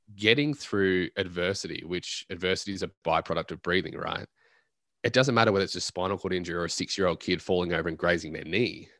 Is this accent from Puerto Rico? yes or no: no; Australia; I'm an Australian at heart